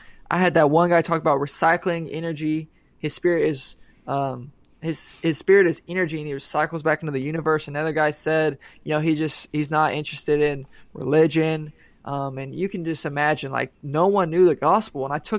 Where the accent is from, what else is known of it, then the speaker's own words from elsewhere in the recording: Poth, Texas, United States; I guess this predetermined notion in my head came from growing up in Poth.